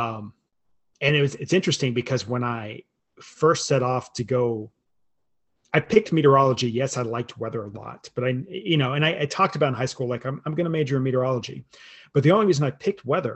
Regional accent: Lubbock, Texas, United States; I grew up in Lubbock when I was a small kid

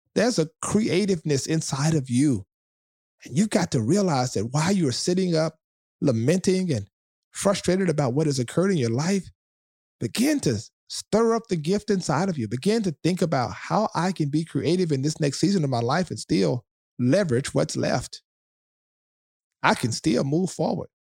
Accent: South Louisiana, United States; I'm from the South of Louisiana

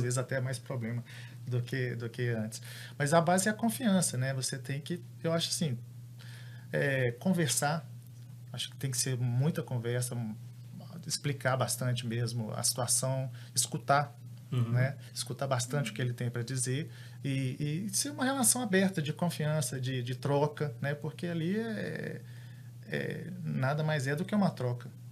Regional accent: Belo Horizonte, Minas Gerais, Brazil; Eu também sou de Belo Horizonte

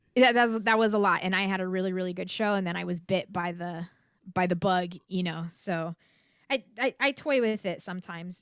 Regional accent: California, United States; I was born and raised in California

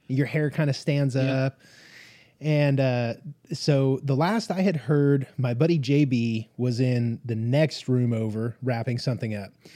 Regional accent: Las Vegas, Nevada, United States; also born or lived in Southern California; now in Oklahoma, United States; I'm from Southern California, grew up in like Las Vegas

